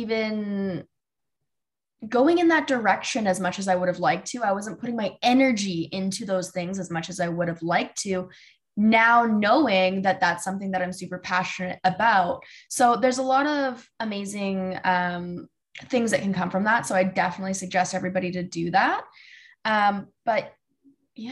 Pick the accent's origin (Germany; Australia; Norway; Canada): Canada; another Canadian girl